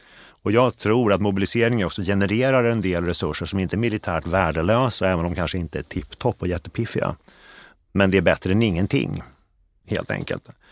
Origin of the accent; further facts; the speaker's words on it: Sweden; jag är svensk.